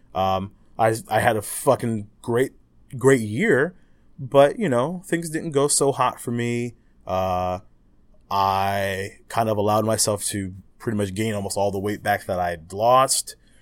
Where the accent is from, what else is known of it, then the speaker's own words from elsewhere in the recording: United States; me as an American